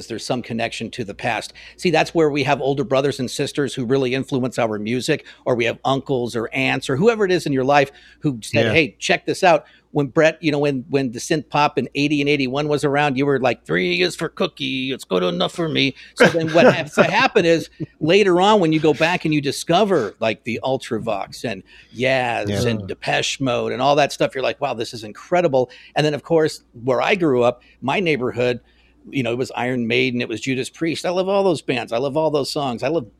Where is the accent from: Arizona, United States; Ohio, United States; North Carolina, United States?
Arizona, United States; Phoenix; I grew up in Phoenix